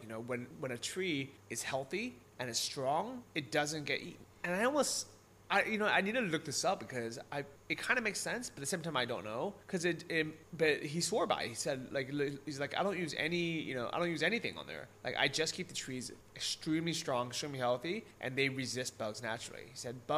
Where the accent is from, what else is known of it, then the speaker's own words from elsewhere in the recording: United States; moved away; back in the US